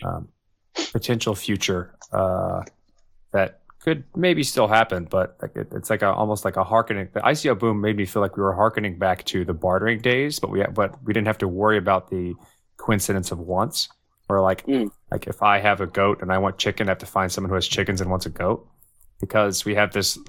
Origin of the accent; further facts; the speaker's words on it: Texas, United States; I'm a Texan